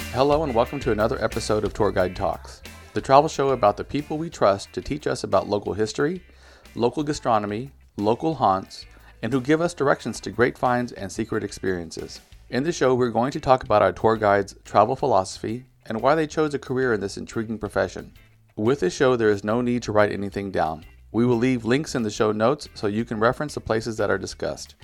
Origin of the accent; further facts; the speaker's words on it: United States; now in Spain; me being American